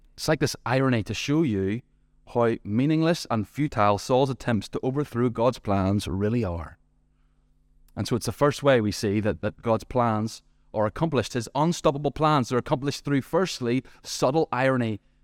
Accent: Ballymena, Northern Ireland, United Kingdom; my hometown, Ballymena

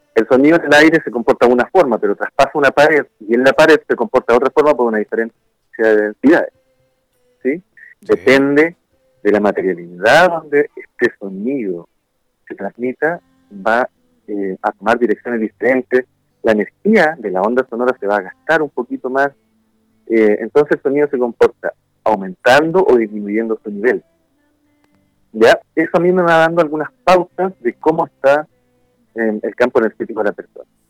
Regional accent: Concepción, Biobío, Chile; now in Valparaíso, Chile; Originalmente yo soy de Concepción, ahí nacido y bien criado

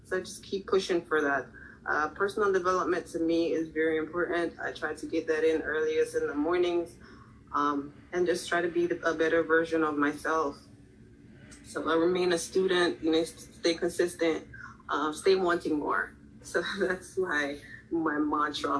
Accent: Jamaica; also born or lived in Philadelphia; now in Florida, United States; I'm actually from Jamaica

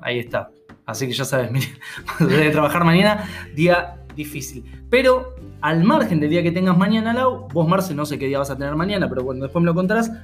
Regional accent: Argentina; also born or lived in Buenos Aires; nosotros somos argentinos, estamos en Buenos Aires.

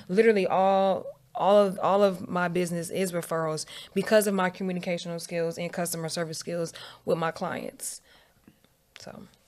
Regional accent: Virginia, United States; moved away as an adult; also born or lived in Atlanta, Georgia; I grew up in Virginia.

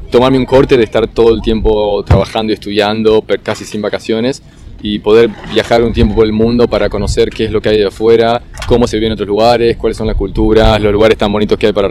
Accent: Buenos Aires, Argentina; moved away as an adult; now in Australia; Soy de Buenos Aires, de Argentina.

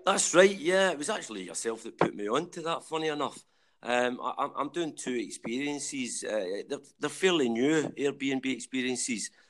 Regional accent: Rutherglen, Scotland, United Kingdom; moved away as an adult; also born or lived in Glasgow / London; now in Winchester, United Kingdom; I'm from Rutherglen in the south side of Glasgow, uh, or we call it Ruggy.

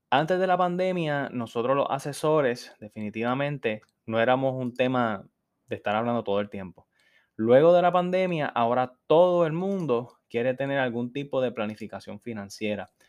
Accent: New York, United States; born there; yo soy una persona que desde muy joven he ido a Nueva York, de hecho yo nací en Nueva York

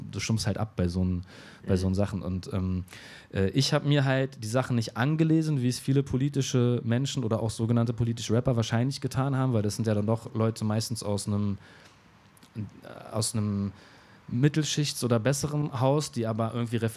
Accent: Berlin, Germany; also wohne ich bis heute, ich bin noch nie aus Kreuzberg weggezogen, aber sehr oft umgezogen.

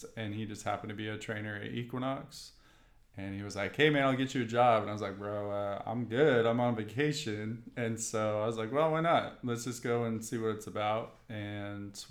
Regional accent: Bothell, Washington, United States; moved away as an adult; now in California, United States; I grew up in Washington State. So I grew up, if I say Seattle, it makes the most sense. But if I say Bothell, you won't know where that is.

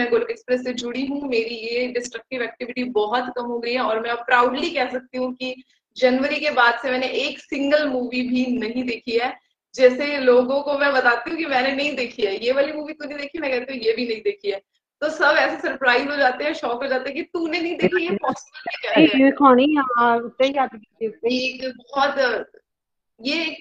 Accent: Rajasthan, India; मैं राजस्थान से बिलोंग करती हूँ

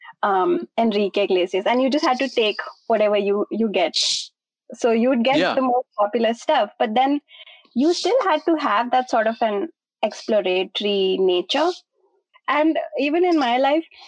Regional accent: Agra, Uttar Pradesh, India; I grew up in a really small town, right? I grew up in Agra.

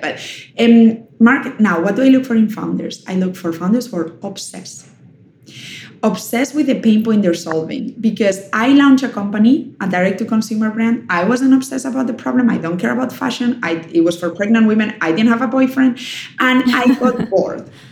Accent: Germany; moved away; also born or lived in Spain; I was raised in Germany

